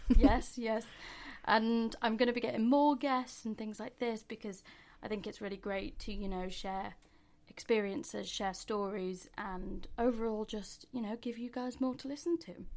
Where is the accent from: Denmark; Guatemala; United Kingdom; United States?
United Kingdom; Mansfield, East Midlands; moved away as an adult; now in London, United Kingdom; we're both from Mani T, as we call it